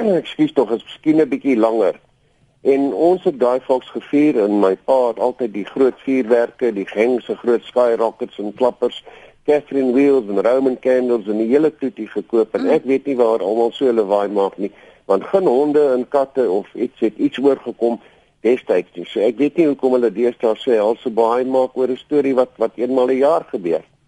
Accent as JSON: {"language": "Afrikaans", "area": "Western Transvaal", "region": "North West", "country": "South Africa", "tie": "born or raised there", "also_born_or_lived": "Potchefstroom", "said": "Ek het groot geword in Wes-Transvaal"}